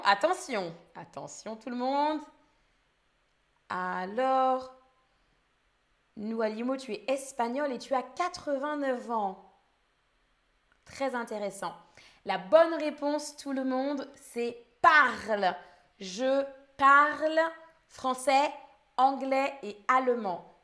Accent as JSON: {"language": "French", "country": "France", "said": "Je suis française. Je suis danseuse et streameuse. Je parle français, anglais et allemand."}